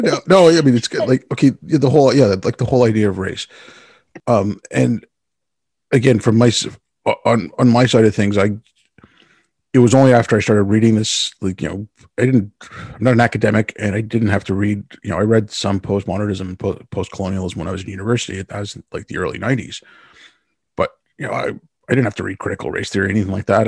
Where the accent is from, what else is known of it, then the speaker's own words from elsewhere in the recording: Canada; the only thing Canadians are proud of is that we're not Americans